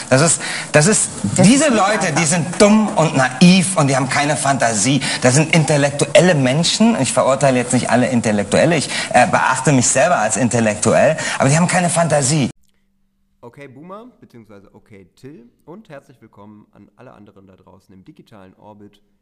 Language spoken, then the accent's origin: German; Rhineland, Germany; Nein, äh, ich komme aus dem Rheinland.